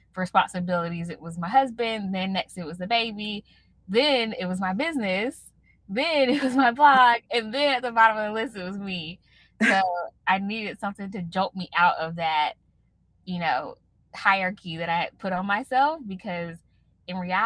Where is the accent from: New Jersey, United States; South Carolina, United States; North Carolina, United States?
North Carolina, United States; Raleigh; my hometown, Raleigh, North Carolina